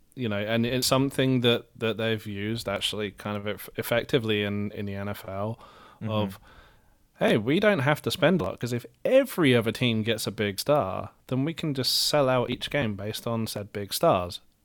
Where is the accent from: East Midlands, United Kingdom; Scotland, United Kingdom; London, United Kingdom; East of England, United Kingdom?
East of England, United Kingdom; Luton; accent: English; moved away as an adult; now in Dallas, United States; as someone with an English accent